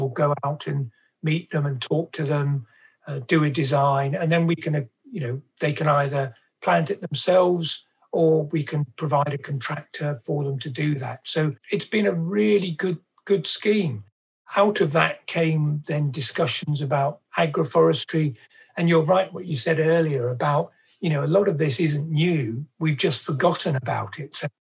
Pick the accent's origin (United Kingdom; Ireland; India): United Kingdom; Cornwall, South West England; as a child growing up in Cornwall